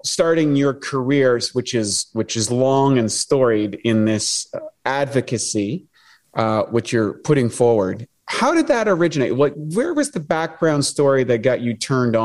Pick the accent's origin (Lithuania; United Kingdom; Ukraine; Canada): Canada; I'm from Canada